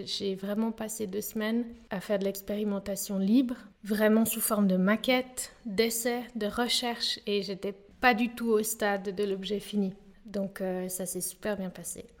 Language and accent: French; Geneva, Switzerland; j'ai grandi à Genève.